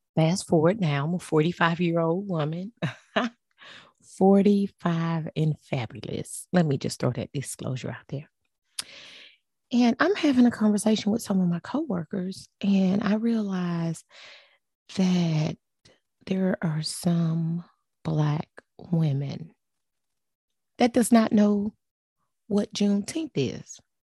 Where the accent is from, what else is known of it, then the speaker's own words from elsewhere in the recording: Port Arthur, Texas, United States; also born or lived in Galveston, Texas; I was born and raised in, um, Port Arthur, Texas. I tell people that but I was actually born in Galveston, Texas, which is basically twenty minutes from my hometown, Port Arthur